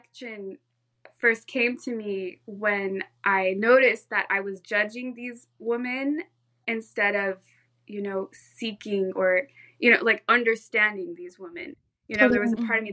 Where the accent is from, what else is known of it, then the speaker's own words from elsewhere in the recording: Orange County, California, United States; also born or lived in Santa Cruz, California; I was born and raised in Orange County, California, in Southern California